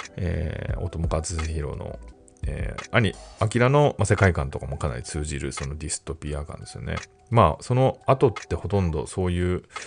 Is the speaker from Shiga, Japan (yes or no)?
no; Tokyo, Japan; 自分はあの、東京生まれ東京育ちなんで、その変わった訛りとかはない